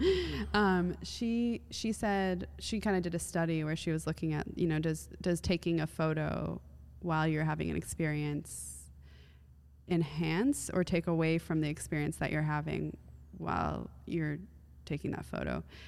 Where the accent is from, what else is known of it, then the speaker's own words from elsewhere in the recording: United States; also born or lived in Iran; as an American